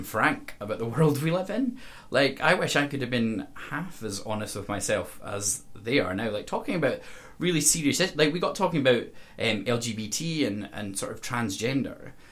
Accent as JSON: {"language": "English", "town": "Castle Douglas", "region": "Scotland", "country": "United Kingdom", "tie": "born or raised there", "said": "I come from Castle Douglas, so like a very rural environment."}